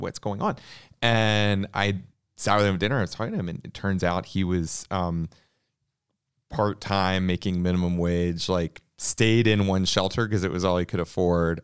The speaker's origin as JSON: {"language": "English", "town": "Atlanta", "region": "Georgia", "country": "United States", "tie": "born or raised there", "said": "I grew up in Atlanta"}